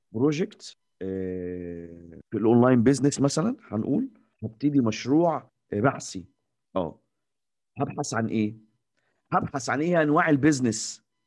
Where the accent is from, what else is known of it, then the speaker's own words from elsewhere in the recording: Egypt; إحنا المصريين، إحنا كمصريين